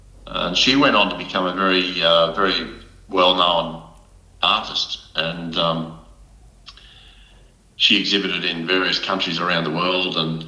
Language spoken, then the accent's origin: English; Cowra, New South Wales, Australia; born and raised in Cowra, born in 53, so I'm 68.